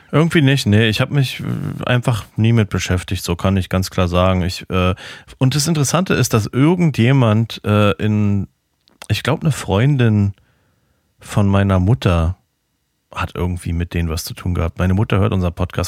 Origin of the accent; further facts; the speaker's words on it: Berlin, Germany; now in Florida, United States; als Berliner